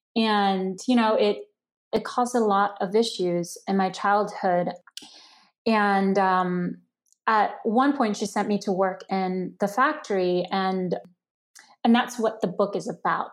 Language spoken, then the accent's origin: English; New York City, New York, United States; English is a second language; also born or lived in China; a Chinese immigrant growing up in Queens